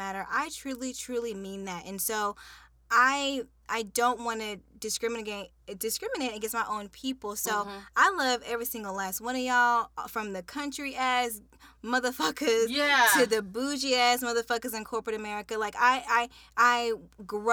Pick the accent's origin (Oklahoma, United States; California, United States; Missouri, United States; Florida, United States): Oklahoma, United States; Edmond; growing up in Edmond, which for those of you who don't know, is a pretty prominent white, rich part of town